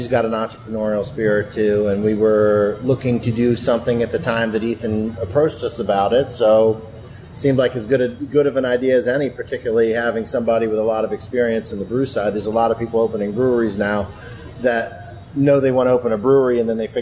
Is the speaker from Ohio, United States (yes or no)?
no; Upper Darby, Pennsylvania, United States; also born or lived in Wayne, Pennsylvania; I grew up in Upper Darby